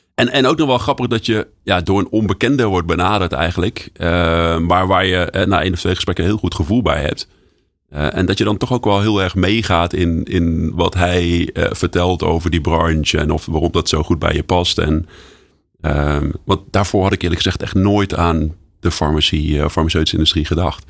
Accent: Nijmegen, Gelderland, Netherlands; als Nijmegenaar

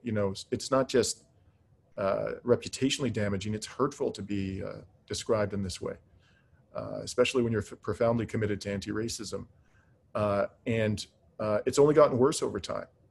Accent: Canada; as a Canadian

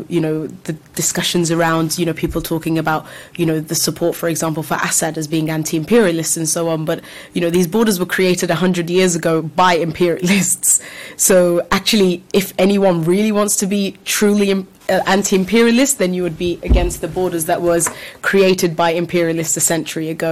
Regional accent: London, United Kingdom; I'm from London, so particularly in this country.

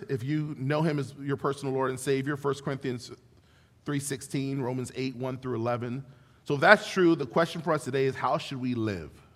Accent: Ventura, California, United States; also born or lived in Florida / Los Angeles, California; now in Benicia, United States; I was born and raised in Ventura, California, which is like a little beach mecca

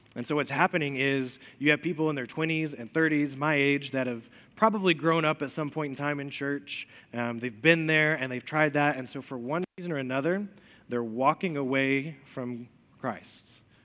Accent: Elizabethton, Tennessee, United States; also born or lived in Chattanooga; I grew up in Elizabethan, lived there for a really long time

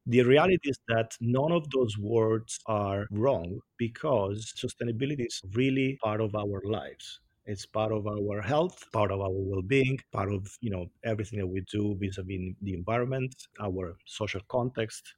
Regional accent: Italy; accent: Italian; English is a second language; moved away as an adult; also born or lived in Washington, D.C., United States; now in United States; I'm Italian

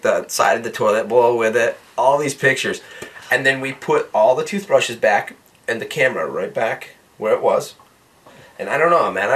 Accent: United States; I'm the only American there

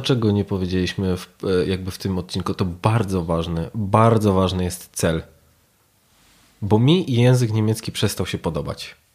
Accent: Poland; my z Polski

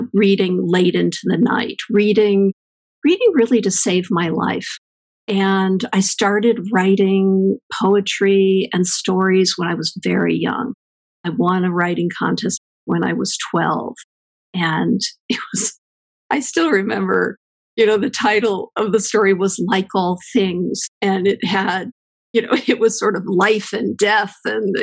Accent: East Coast, United States; moved away as an adult; now in California, United States; I grew up on the East Coast, and I came west to go to Stanford

